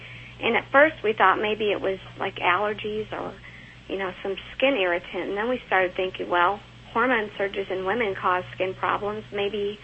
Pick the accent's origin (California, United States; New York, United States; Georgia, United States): Georgia, United States; now in Kentucky, United States; I'm from Georgia